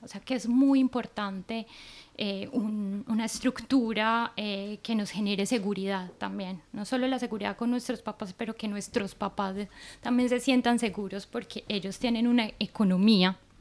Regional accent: Colombia; now in Norway; yo que soy de Colombia

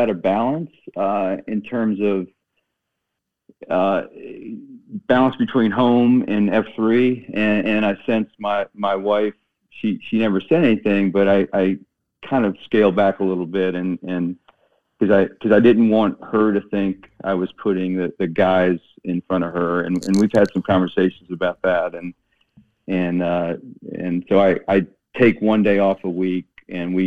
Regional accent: Waldorf, Maryland, United States; moved away as an adult; also born or lived in North Carolina; I grew up in a little town in Maryland, Southern Maryland, called Waldorf

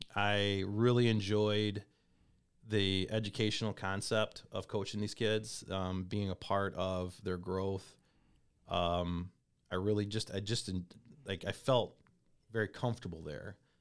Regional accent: Comstock, Michigan, United States; also born or lived in Kalamazoo, Michigan; So, originally, I was born in Kalamazoo, Michigan. Um, grew up in a town called Comstock High School

